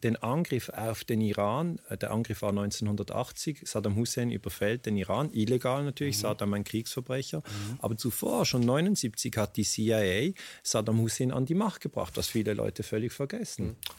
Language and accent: German; Switzerland; wir in der Schweiz